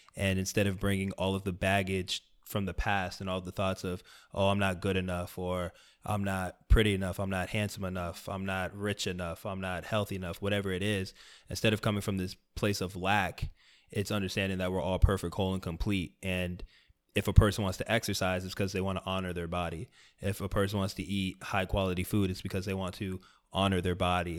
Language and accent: English; South Florida, United States; I grew up in South Florida